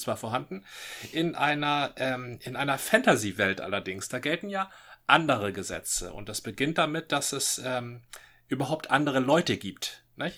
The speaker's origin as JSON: {"language": "German", "region": "Northern Germany", "country": "Germany", "said": "als Norddeutscher"}